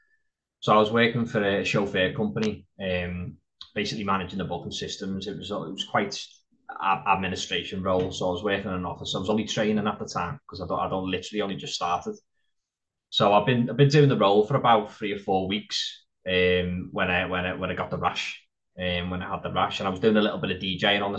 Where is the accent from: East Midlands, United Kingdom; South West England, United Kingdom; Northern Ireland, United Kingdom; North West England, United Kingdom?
North West England, United Kingdom; Liverpool; also born or lived in Wigan; when I turned nine, I lived full time in Liverpool. I grew up there